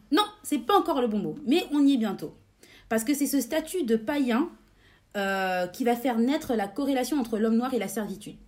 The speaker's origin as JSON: {"language": "French", "country": "France", "said": "chez nous, en France"}